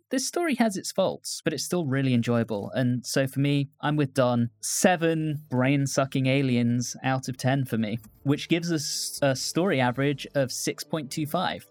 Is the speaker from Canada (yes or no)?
no; United Kingdom; moved away; my home country